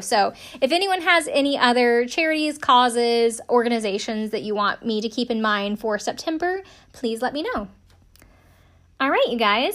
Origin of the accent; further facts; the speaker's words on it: Greenville, South Carolina, United States; moved away as an adult; we're from the same hometown